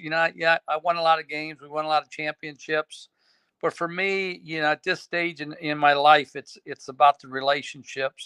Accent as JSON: {"language": "English", "town": "Aurora", "region": "Illinois", "country": "United States", "tie": "born or raised there", "said": "I grew up in Aurora my entire life."}